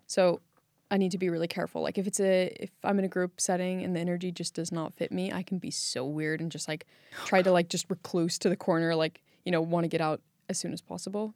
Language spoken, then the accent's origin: English; California, United States; moved away as an adult; now in Iceland; I was born and raised in California and moved to Iceland about four years ago